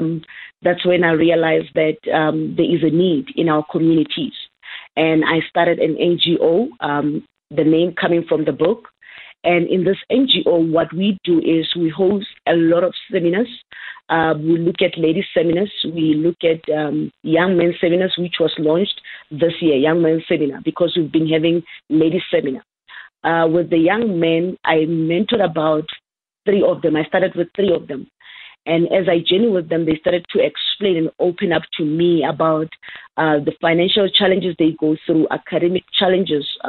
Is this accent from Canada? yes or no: no; Hammanskraal, Gauteng, South Africa; Born and raised in the dusty past of Ramotse in Hammanskraal. Yes, I was raised in Hammanskraal in a very rural area